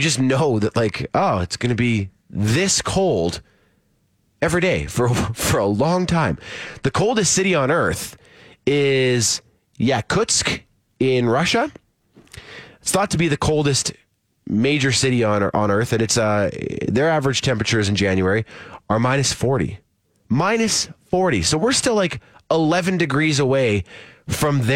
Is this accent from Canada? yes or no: yes; Saskatchewan, Canada; where I grew up in Saskatchewan